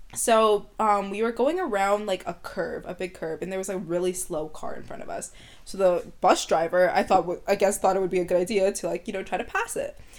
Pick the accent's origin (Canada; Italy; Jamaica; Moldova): Canada; Vancouver, British Columbia; first language English; I'm Ethiopian, but I was born and raised in Canada